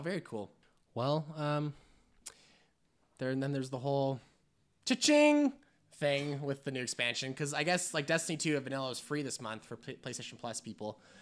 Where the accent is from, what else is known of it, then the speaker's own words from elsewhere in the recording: Canada; we're from Canada